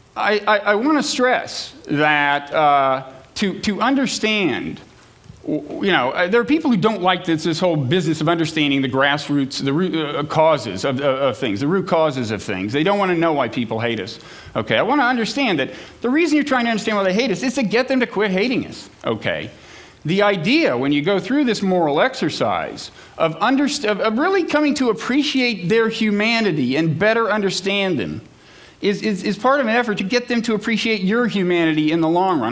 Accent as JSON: {"language": "English", "country": "United States", "said": "speaking as an American who has children"}